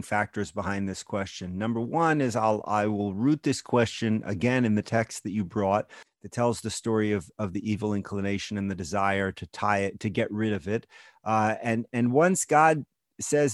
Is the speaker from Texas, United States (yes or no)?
yes; Houston, Texas, United States; moved away as an adult; now in Israel; the conservative synagogue that I grew up in Houston, Texas